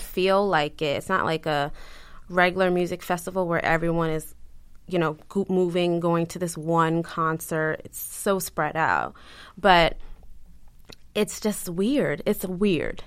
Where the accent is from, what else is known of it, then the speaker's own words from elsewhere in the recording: Baltimore, Maryland, United States; moved away as an adult; also born or lived in Fort Meade, Maryland / New York / Long Island; I'm from Baltimore